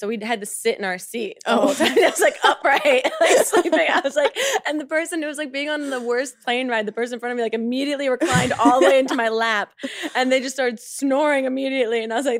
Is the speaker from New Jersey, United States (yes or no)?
yes; New Jersey, United States; now in Brooklyn, United States; I'm from New Jersey.